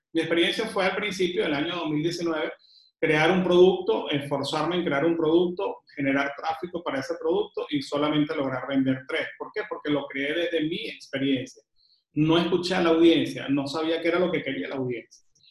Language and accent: Spanish; Venezuela; now in Panama; que estoy ahorita en Panamá, que soy venezolano viviendo en Panamá